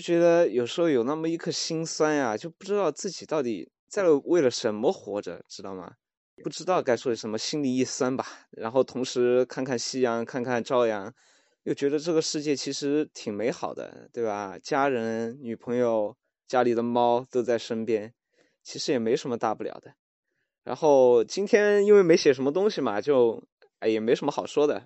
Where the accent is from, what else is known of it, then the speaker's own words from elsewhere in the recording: Chengdu, Sichuan, China; now in Shanghai, China; 我现在在上海，然后我家是成都的嘛